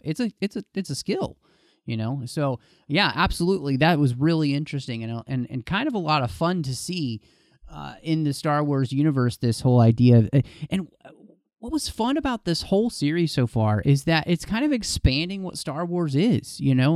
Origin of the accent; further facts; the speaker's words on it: Dallas, Texas, United States; I grew up in Dallas, Texas